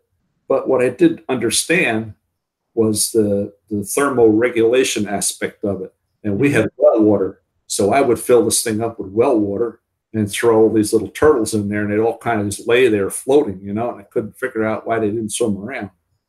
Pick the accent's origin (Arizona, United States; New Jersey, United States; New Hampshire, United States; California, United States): New Jersey, United States; Warren County, Northwestern; Northwestern New Jersey, Warren County, New Jersey.